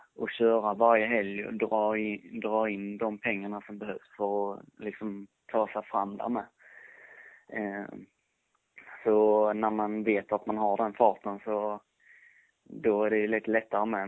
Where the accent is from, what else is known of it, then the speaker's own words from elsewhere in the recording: Skåne, Sweden; jag är skåning